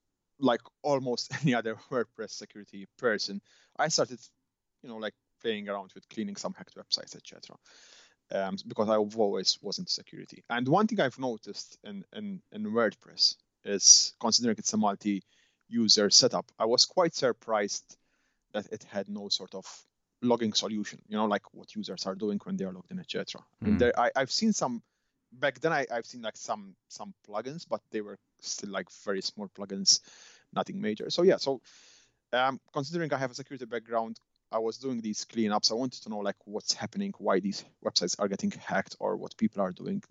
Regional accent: Malta; now in Edinburgh, United Kingdom; I'm originally from Malta

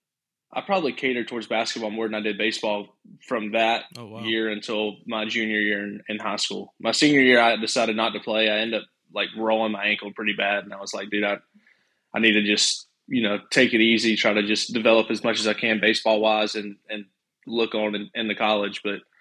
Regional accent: Cordele, Georgia, United States; I guess it's South Georgia. It's about 2 hours south of Atlanta, so not a whole lot.

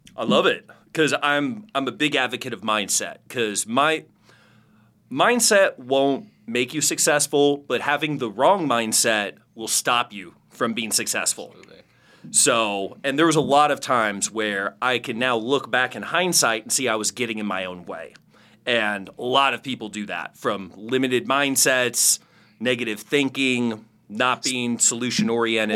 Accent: Phoenix, Arizona, United States; I'm from Phoenix, Arizona.

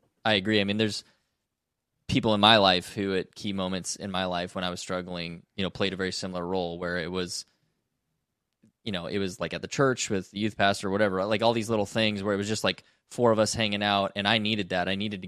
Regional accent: Canada; That's a little baffling to me as a Canadian with a different perspective.

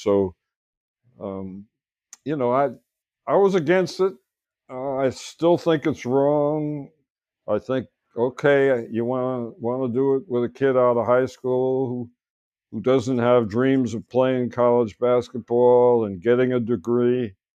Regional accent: Stratford, Connecticut, United States; my hometown of Stratford

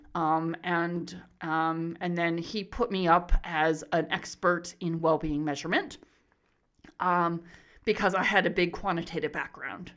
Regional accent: Arizona, United States; moved away as an adult; also born or lived in Riverside, California; now in Melbourne, Australia; I'm originally from the U S, so I was born and raised in Arizona

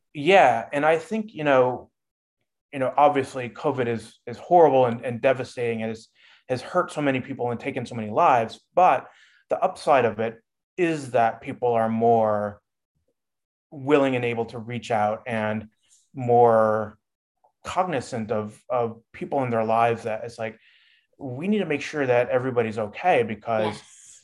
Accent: Midwest, United States; moved away; also born or lived in California; I was raised in the Midwest and sort of that Midwestern mentality

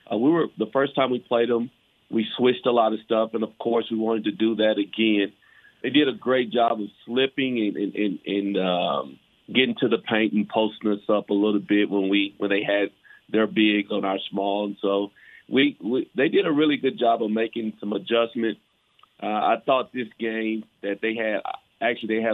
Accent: Dallas, Texas, United States; also born or lived in Richardson, Texas; I'm from Dallas

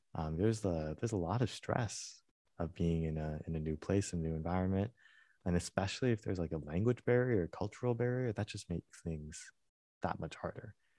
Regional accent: United States; I was born and raised in the United States

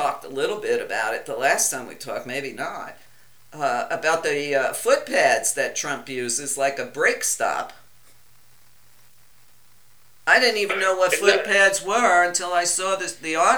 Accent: New York, United States; I'm Italian. I'm from New York

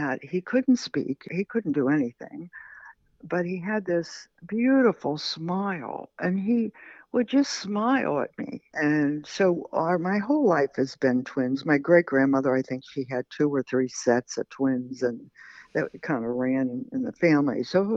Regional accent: Pittsburgh, Pennsylvania, United States; moved away; I came from Pittsburgh and I have all these weird accents and expressions

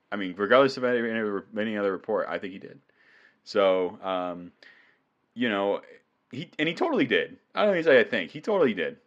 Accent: New England, United States; I'm from New England

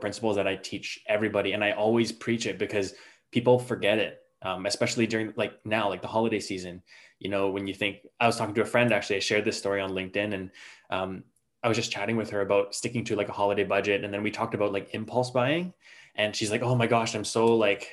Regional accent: Canada; I'm from Canada

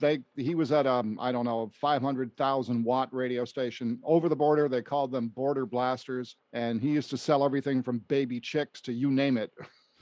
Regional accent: Western Massachusetts, United States; stations local to where I grew up in Western Massachusetts, WHYN in Springfield, and WDRC in Hartford

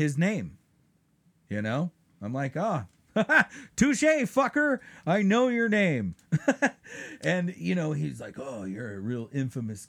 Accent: Lake Arrowhead, California, United States; also born or lived in Crestline; I grew up in Crestline and Lake Arrowhead

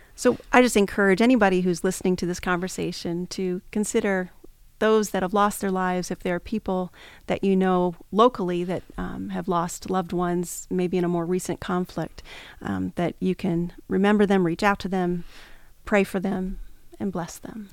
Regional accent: Pennsylvania, United States; moved away; When I was a kid growing up, I, um, was growing up in Pennsylvania

